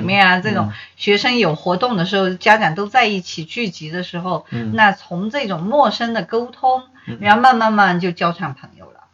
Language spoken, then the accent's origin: Chinese; China; 美国人的的确确要比我们中国人更喜欢陌生闲扯